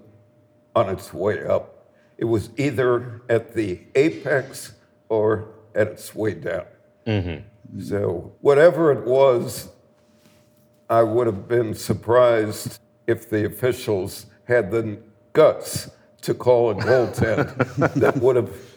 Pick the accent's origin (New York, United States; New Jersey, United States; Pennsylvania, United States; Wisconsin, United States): Wisconsin, United States; Milwaukee; moved away; when I was growing up in Milwaukee and was a teenage statistician